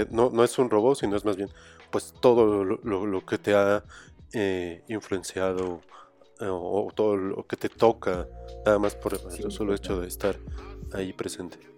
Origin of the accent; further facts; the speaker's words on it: Mexico; todo que hablan de tan cercano de las cosas que nos suceden como pues, pues como pueblo, comunidad como mexicanos.